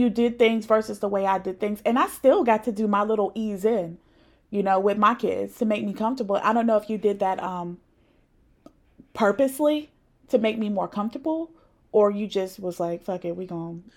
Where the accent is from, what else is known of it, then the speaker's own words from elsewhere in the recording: Raleigh, North Carolina, United States; also born or lived in Providence; We're from the same place, so we're from Raleigh-ish, 'cause I was born in Providence